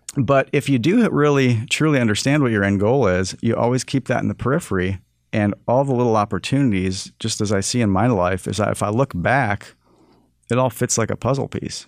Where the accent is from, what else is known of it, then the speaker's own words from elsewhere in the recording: Toronto, Ontario, Canada; And he moved a family to Toronto, and that's where I was born in Canada.